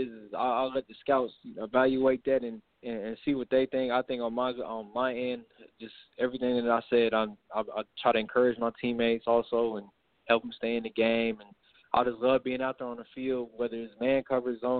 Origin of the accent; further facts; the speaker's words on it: California, United States; growing up in California, I always knew about the USC